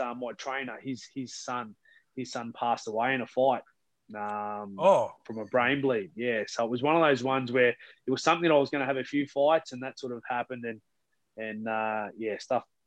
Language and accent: English; Toowoomba, Queensland, Australia; moved away; also born or lived in England; back in my hometown